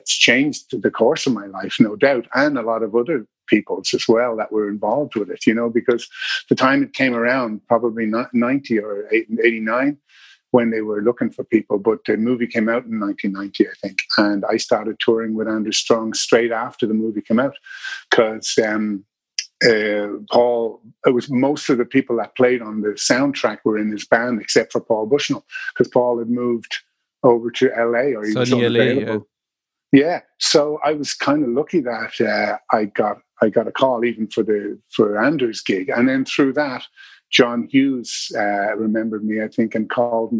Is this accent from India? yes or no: no; Dublin, Leinster, Ireland; also born or lived in Drogheda; I'm from Dublin. I was born in Drogheda, but I am from Dublin, yeah. I've lived most of my life here.